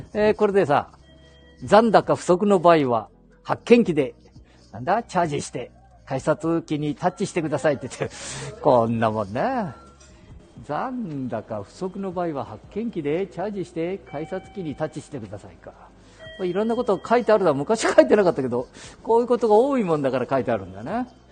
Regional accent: Handa, Aichi, Japan; 私の地元、亀崎

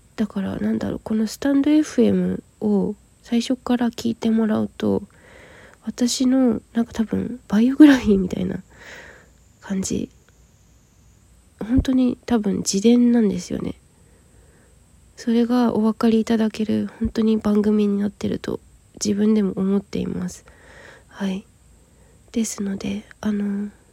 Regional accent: Yokohama, Kanagawa, Japan; moved away as an adult; also born or lived in Aso, Kumamoto; 現在私は地元神奈川県横浜市を離れて熊本九州は熊本の阿蘇市に出稼ぎに来ている

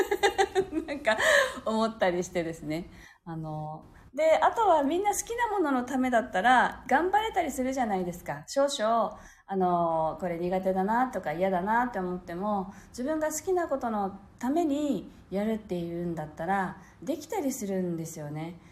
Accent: Okinawa, Japan

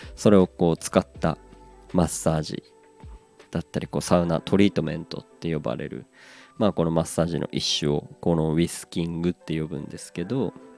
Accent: Aomori, Japan; 出身の青森

